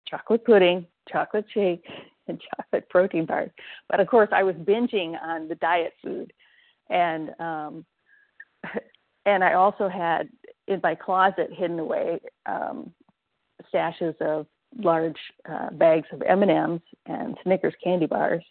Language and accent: English; Iowa and Minnesota, Midwest, United States; moved away as an adult; also born or lived in Arkansas; I was born and raised in Iowa and Minnesota